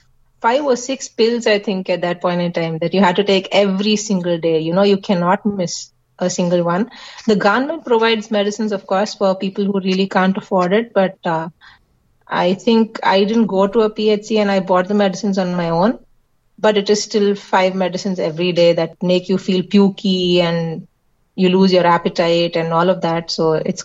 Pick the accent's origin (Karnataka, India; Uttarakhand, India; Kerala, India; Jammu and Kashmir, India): Kerala, India; since we are Malayalis, as in we are from Kerala